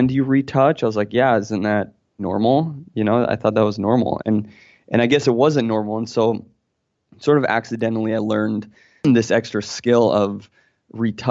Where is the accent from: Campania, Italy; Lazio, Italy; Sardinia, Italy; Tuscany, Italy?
Tuscany, Italy; Florence; I was born in Florence, Italy